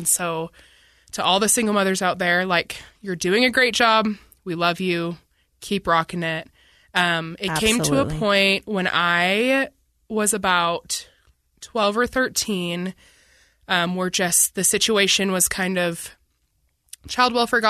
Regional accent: Bloomington, Minnesota, United States; Yeah, I grew up in Minnesota. I grew up in a suburb like about 15 minutes from Minneapolis called Bloomington, Minnesota. And I spent 14 years there. So that's where I claim to be from. That's home to me.

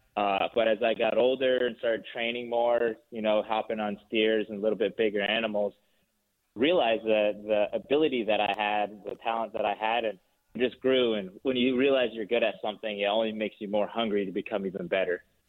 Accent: Four Corners region, Utah, United States; also born or lived in Salt Lake City, Utah; I, was raised down in the Four Corners region on the Navajo Reservation, just south of Blanding, Utah, there, uh, north of Montezuma Creek, uh, Utah

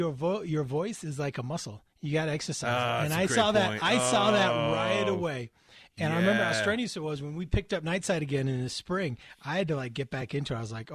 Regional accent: United States; because I'm an American.

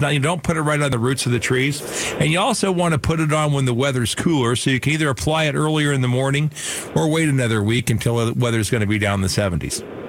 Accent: Phoenix, Arizona, United States; I grew up in Sunny Slope

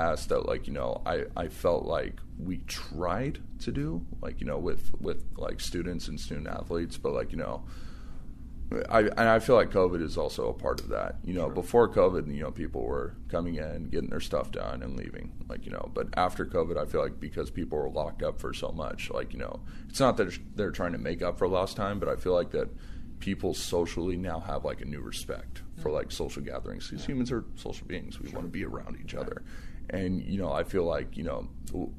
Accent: Sonora, California, United States; moved away as an adult; now in Sacramento, United States; my hometown in Sonora

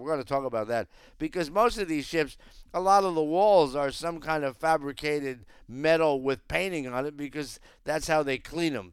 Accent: Northeast, United States; we're all from the Northeast

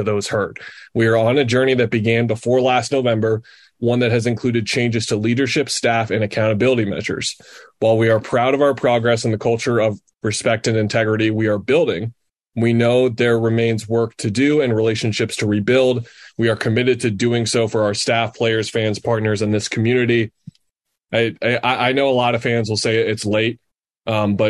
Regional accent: Phoenix, Arizona, United States; those of us who were born and raised in the Valley

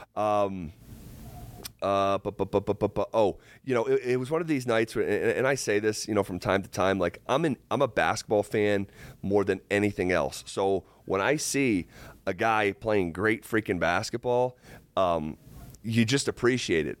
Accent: upstate New York, United States; my hometown in upstate New York at Siena College

